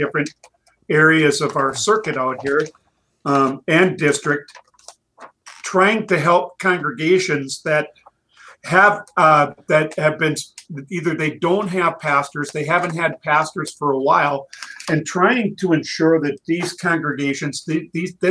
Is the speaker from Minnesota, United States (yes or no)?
yes; East Central Minnesota, United States; I grew up in East Central Minnesota, not far away from the Twin Cities on the west side